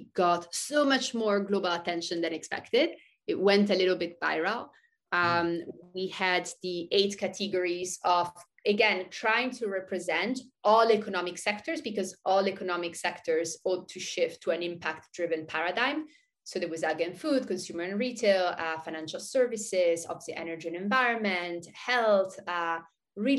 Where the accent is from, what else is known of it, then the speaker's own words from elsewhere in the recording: Switzerland; also born or lived in Thailand; now in San Francisco Bay Area, United States; I grew up in Switzerland